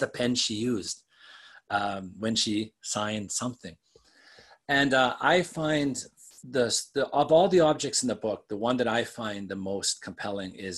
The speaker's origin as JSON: {"language": "English", "region": "Western Canada", "country": "Canada", "tie": "born or raised there", "said": "I grew up in Western Canada"}